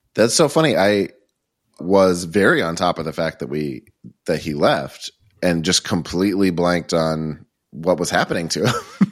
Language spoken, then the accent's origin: English; Boston, Massachusetts, United States; now in Los Angeles, United States; my hometown of Boston